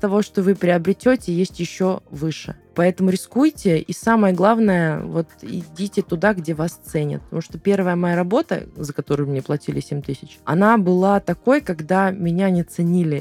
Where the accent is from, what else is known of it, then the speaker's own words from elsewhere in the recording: Volgograd, Volgograd Oblast, Russia; я с Волгограда, из Волгограда